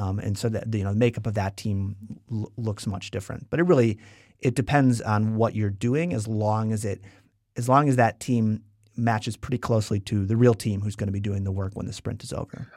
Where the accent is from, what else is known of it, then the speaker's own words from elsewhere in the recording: Wisconsin, United States; moved away as an adult; also born or lived in San Francisco; we're both from Wisconsin